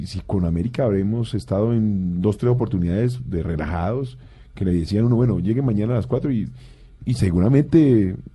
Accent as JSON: {"language": "Spanish", "town": "Cali", "region": "Valle del Cauca", "country": "Colombia", "said": "Es que yo soy de Cali, ¿eh?"}